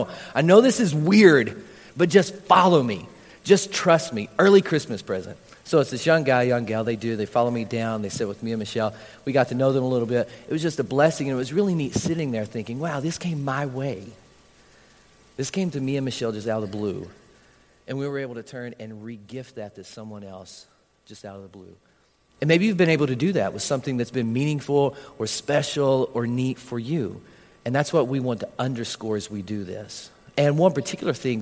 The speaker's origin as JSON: {"language": "English", "town": "Harlan", "country": "United States", "tie": "born or raised there", "said": "anybody from my hometown here? Anybody from Harlan"}